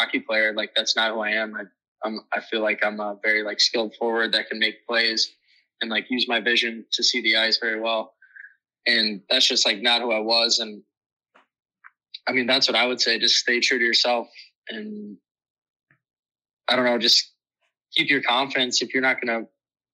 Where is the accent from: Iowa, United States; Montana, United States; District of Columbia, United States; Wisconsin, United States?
Wisconsin, United States; born or raised there; also born or lived in Dallas, Texas